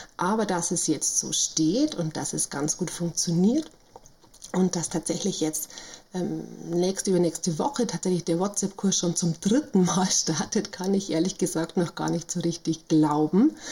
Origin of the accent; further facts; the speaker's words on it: Bavaria, Germany; accent: Bavarian; also born or lived in Munich; now in Rosenheim district, Germany; ich komme also aus Bayern, was man, denke ich, an der Stimme auch immer noch deutlich hören kann.